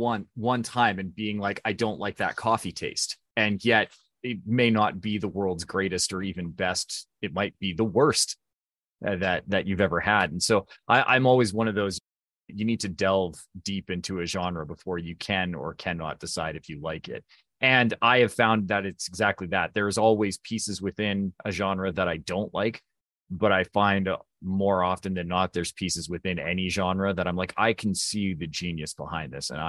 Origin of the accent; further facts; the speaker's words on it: Alberta, Canada; So I grew up in a very small rural town in southern Alberta, which is basically the Canadian equivalent of Texas.